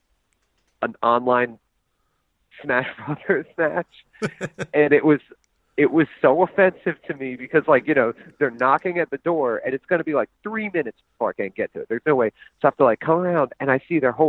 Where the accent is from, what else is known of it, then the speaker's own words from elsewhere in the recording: United States; I'm from America